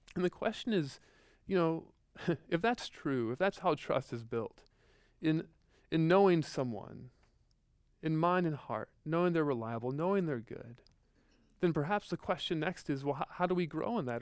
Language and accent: English; Midwest, United States; growing up in the Midwest, like, like, just tornadoes